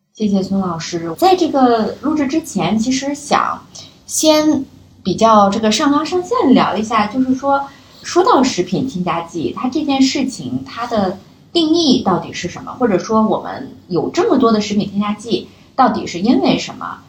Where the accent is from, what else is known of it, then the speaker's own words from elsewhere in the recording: China; 过往的我们中国人的智慧里面